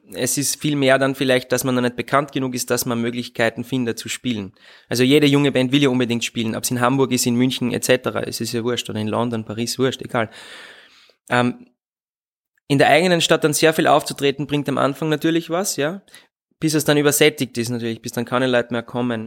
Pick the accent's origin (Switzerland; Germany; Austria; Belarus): Austria; Leibnitz, Styria; first language German; ich bin gebürtiger Südsteirer und bin Leibniz zur Schule gegangen